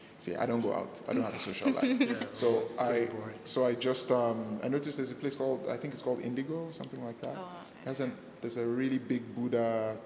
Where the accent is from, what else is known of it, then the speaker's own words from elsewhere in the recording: Benue, Nigeria; I'm from Benue State.